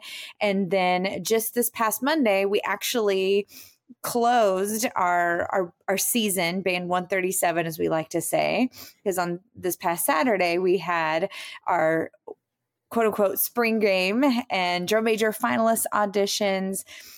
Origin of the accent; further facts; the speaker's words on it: Lee's Summit, Missouri, United States; moved away as an adult; also born or lived in Athens, Georgia / Michigan / Kansas; I am from Kansas City, Missouri, in a suburb called Lee Summit. I grew up there, born and raised, went to Lee Summit High School.